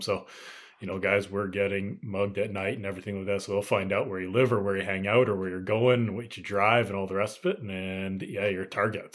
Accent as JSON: {"language": "English", "country": "Canada", "said": "being Canadian here"}